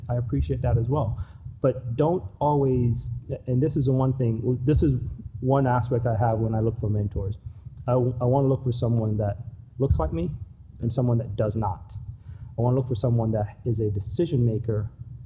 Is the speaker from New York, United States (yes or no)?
yes; New York, United States; also born or lived in Jamaica; I grew up in New York. First part of my life, I grew up in Jamaica